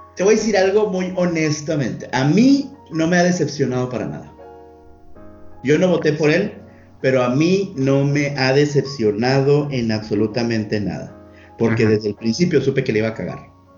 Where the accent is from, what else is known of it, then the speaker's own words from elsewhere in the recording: Sinaloa, Mexico; somos de Sinaloa